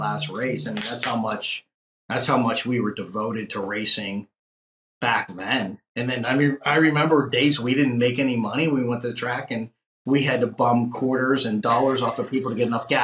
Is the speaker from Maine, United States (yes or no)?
no; Rochester, Pennsylvania, United States; moved away as an adult; also born or lived in Lexington, Kentucky; I came from Beaver County, Rochester, Pennsylvania. We had steel mills and we had football